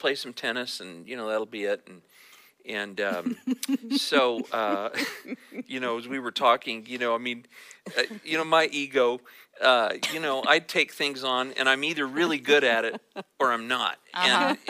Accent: California, United States; also born or lived in Texas; I was born in Texas while my dad was in seminary. And we lived for about another year in Texas. I don't remember any of that. And but then we came to California, to Northern California, because he was a pastor.

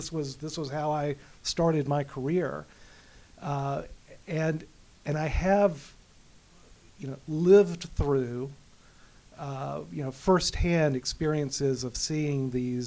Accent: Alabama, United States; also born or lived in Manhattan, New York; now in Fairfield County, Connecticut, United States; my wife's from Texas. I'm from Alabama

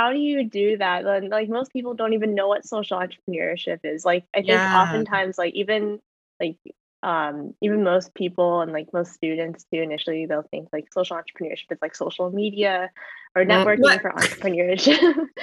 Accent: Southern California, United States; moved away as an adult; also born or lived in Philadelphia; I'm from Southern California, grew up there my whole life.

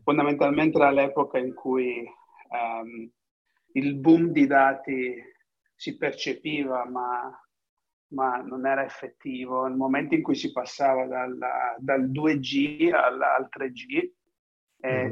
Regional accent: Cosenza, Calabria, Italy; moved away as an adult; also born or lived in England; now in Udine, Italy; Sono originario di Cosenza.

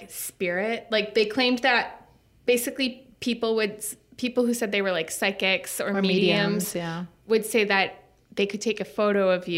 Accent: Minnesota, United States; accent: thick Minnesota; I had like a thick Minnesota accent that I would try to speak Spanish

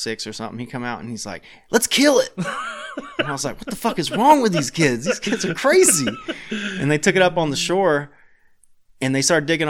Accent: Tennessee, United States; I'm from Tennessee

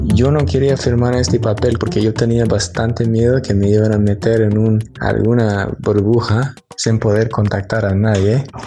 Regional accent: United States; also born or lived in Seattle, United States; yo soy de los Estados Unidos

